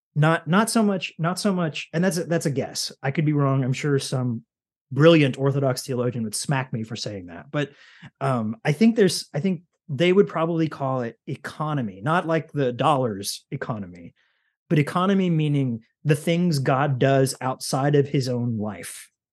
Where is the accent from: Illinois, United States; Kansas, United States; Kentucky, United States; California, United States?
Kentucky, United States; I'm from Kentucky